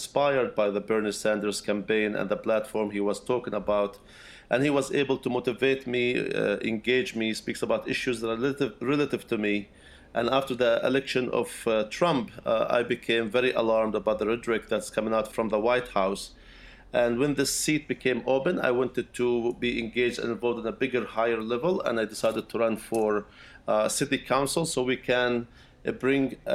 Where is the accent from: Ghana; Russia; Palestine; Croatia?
Palestine; Bethlehem, West Bank; English is a second language; moved away as an adult; also born or lived in Philadelphia; now in Brooklyn, United States; I was born and raised in Bethlehem. I'm a Palestinian, from Palestinian origins, and I was born and raised there